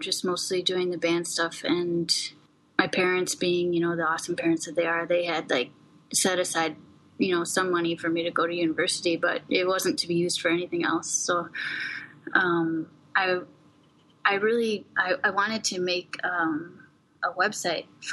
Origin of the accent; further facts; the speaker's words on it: Verona, Wisconsin, United States; moved away as an adult; also born or lived in Madison, Wisconsin; now in Bangkok, Thailand; I grew up on a small farm just outside of Verona, Wisconsin, which is just outside Madison